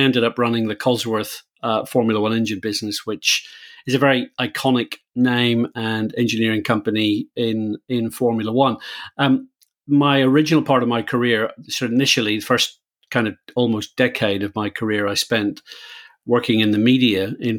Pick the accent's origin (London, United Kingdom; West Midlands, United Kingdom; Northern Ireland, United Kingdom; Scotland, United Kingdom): Northern Ireland, United Kingdom; Belfast; Yeah, I think as a very white-skinned Irish person, I grew up in Belfast.